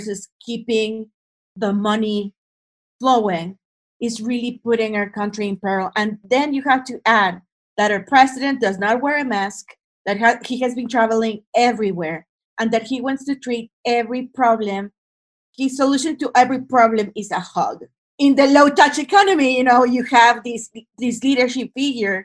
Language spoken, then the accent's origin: English; Monterrey, Nuevo León, Mexico; I'm from the north part of the country, I'm from Monterrey